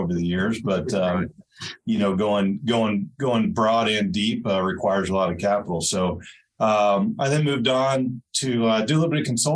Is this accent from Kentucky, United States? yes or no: yes; Louisville, Kentucky, United States; moved away as an adult; also born or lived in Bozeman, Montana / New York; now in Belgrade, Montana, United States; I was born and raised in Louisville, Kentucky